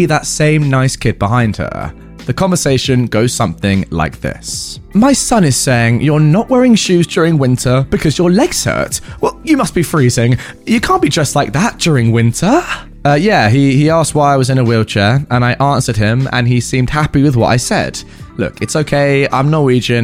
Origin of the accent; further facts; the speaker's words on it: south of England, United Kingdom; I'm from the south of England